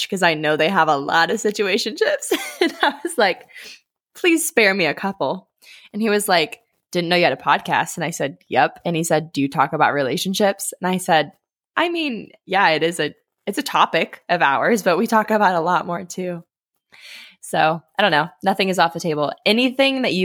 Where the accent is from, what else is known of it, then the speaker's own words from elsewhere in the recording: Ohio, United States; moved away as an adult; now in Colorado, United States; I live in Colorado, and I moved away from Ohio a little over a year ago